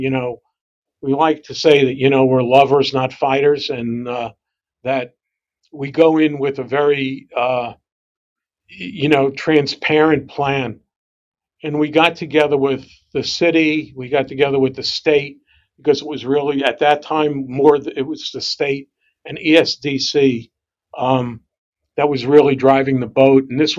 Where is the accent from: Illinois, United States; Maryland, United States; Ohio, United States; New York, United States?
New York, United States; New York City; I grew up in Brooklyn also